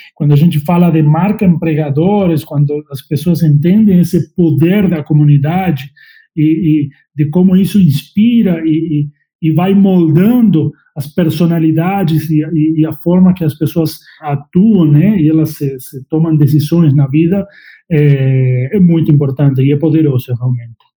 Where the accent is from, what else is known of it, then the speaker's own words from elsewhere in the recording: La Pampa, Argentina; Portuguese is a second language; moved away as an adult; also born or lived in Uruguay; now in Brazil; Eu sou argentino, nasci em La Pampa, é, no meio do mato, lá no meio do campo, onde tem vacas, cavalos, fazendas. Sou bem do interior